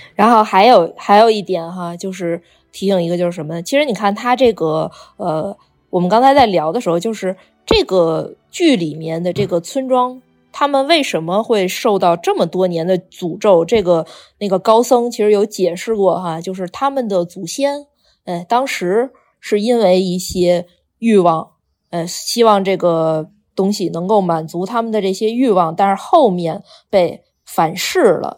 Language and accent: Chinese; China; 我们就中国人也讲的